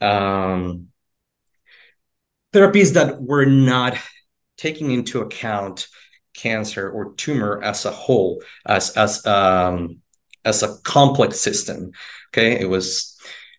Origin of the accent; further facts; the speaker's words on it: Mexico; moved away as an adult; also born or lived in Houston, United States; now in United States; I'm originally from Mexico. That's where I went to college. I originally came to the United States for grad school.